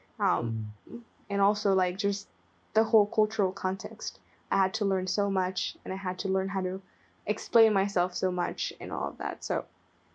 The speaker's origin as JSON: {"language": "English", "country": "Nicaragua", "tie": "born or raised there", "first_language": "Spanish", "second_language": "English", "moved": "as an adult", "said": "I was born and raised in Nicaragua, right?"}